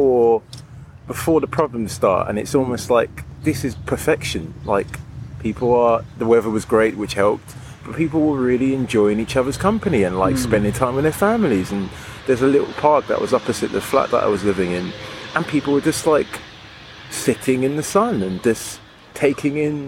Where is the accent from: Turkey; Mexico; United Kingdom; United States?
United Kingdom; London; moved away as an adult; also born or lived in Margate; now in Berlin, Germany; I was born in London, so very much used to it